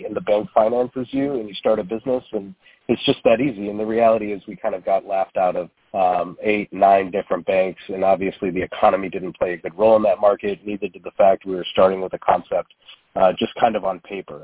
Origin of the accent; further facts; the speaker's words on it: Toledo, Ohio, United States; I grew up in Toledo, and this is uh, where we founded our concept